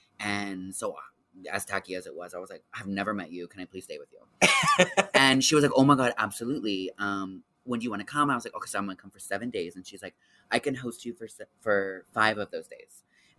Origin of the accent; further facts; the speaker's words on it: Houston, Texas, United States; moved away as an adult; now in Las Vegas, United States; Born and raised in Houston, Texas.